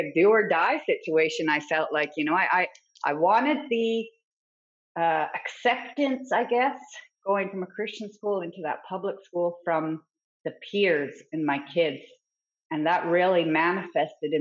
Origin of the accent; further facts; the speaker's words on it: Fort Nelson, British Columbia, Canada; I grew up in Fort Nelson, BC, and it's a very small town.